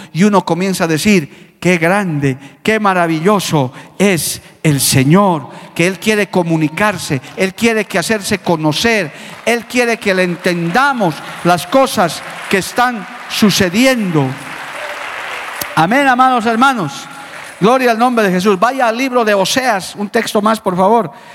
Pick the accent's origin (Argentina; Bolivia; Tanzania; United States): Bolivia; como boliviano